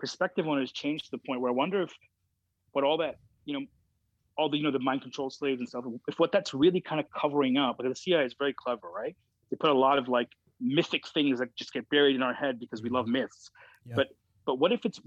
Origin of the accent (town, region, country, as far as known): Canada